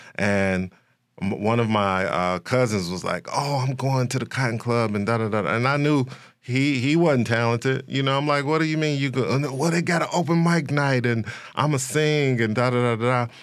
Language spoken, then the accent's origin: English; Chicago, Illinois, United States; I am, uh, born and raised in Chicago, West Side